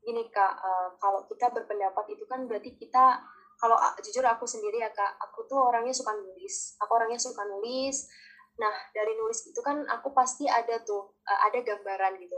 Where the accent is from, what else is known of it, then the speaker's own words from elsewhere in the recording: Java, Indonesia; saya orang Jawa